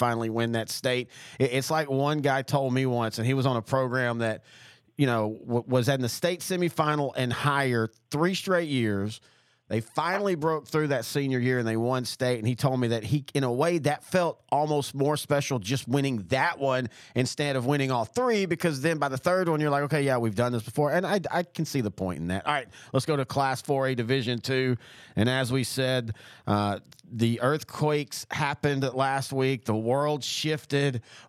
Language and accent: English; East Texas, United States; I'm from East Texas